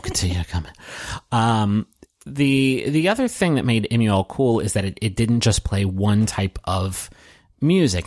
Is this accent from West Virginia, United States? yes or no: yes; Huntington, West Virginia, United States; moved away as an adult; I grew up in Huntington, West Virginia. I went to college there, so I spent my first twenty-two years of my life there.